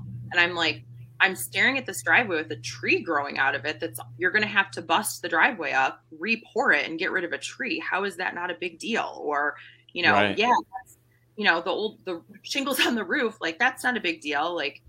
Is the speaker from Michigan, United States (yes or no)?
yes; Traverse City, Michigan, United States; I was born in Traverse City, or I grew up in Traverse City, so I know that Northern Michigan is actually the UP.